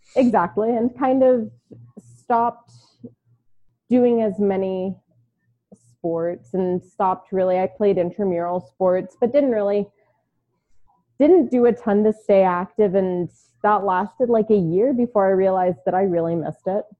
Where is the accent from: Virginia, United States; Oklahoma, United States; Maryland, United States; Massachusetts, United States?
Maryland, United States; Baltimore; also born or lived in New York / Houston; now in Arizona, United States; I was born in Baltimore. I lived in New York, lived in Houston for a while